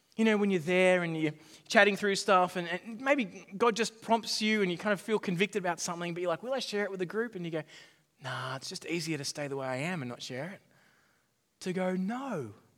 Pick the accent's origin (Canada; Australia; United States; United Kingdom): Australia; my background as, as an Australian